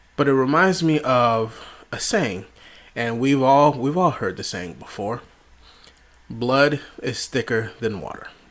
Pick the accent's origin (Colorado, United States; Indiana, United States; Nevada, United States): Nevada, United States; Las Vegas; moved away as an adult; now in Delaware, United States; I'm originally from Las Vegas, Nevada, moved to, to Delaware with my wife and my children